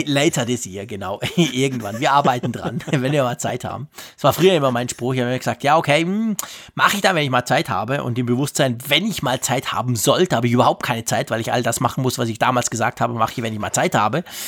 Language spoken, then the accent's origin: German; Switzerland; als Schweizer